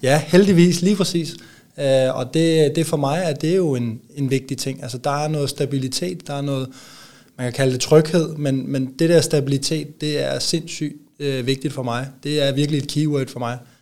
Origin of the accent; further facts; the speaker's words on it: near Copenhagen, Capital Region of Denmark, Denmark; moved away as an adult; also born or lived in Odense; now in Aalborg, Denmark; jeg er vokset op ikke ret langt væk fra, ja, fra, fra broerne derinde